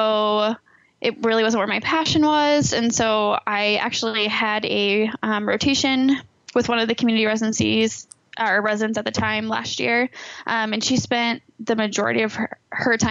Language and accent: English; Iowa City, Iowa, United States; I grew up in the Iowa City area